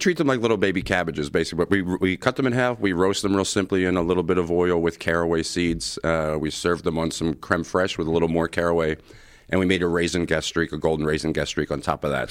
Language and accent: English; Philadelphia, Pennsylvania, United States; moved away; when I was growing up in Southwest Philly